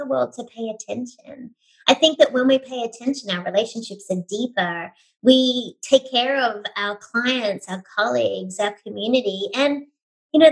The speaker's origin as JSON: {"language": "English", "town": "Sydney", "region": "New South Wales", "country": "Australia", "moved": "as an adult", "lives_now": "United States", "said": "I hail from Sydney, Australia"}